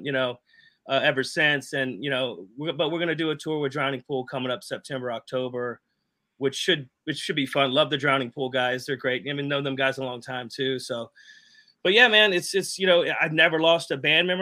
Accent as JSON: {"language": "English", "town": "Jacksonville", "region": "Florida", "country": "United States", "said": "I'm from Jacksonville"}